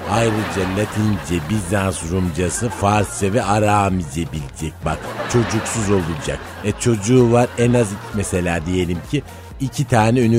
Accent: Çorum Province, Turkey; Bir kere İlber Kafkasyalıdır. Ben Çorumluyum yani.

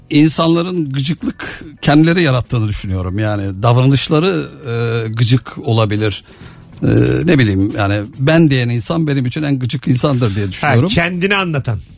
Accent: Kuzguncuk, Istanbul, Turkey; Ben Kuzguncukluyum zaten.

